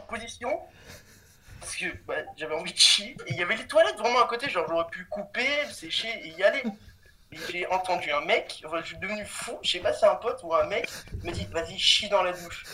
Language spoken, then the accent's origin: French; Cannes, Provence-Alpes-Côte d'Azur, France; je viens de, de Cannes. Et je suis au lycée en terminale